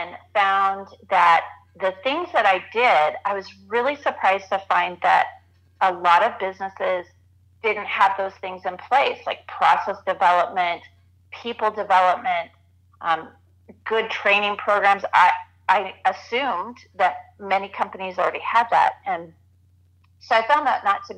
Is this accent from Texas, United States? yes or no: no; Southern California, United States; moved away as an adult; also born or lived in northern Arizona; now in Arizona, United States; I grew up in Southern California